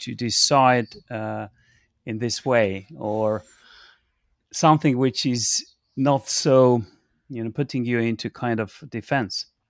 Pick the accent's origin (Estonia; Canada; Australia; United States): Estonia; moved away as an adult; now in United Kingdom; I'm coming from Estonia and I'm an Estonian.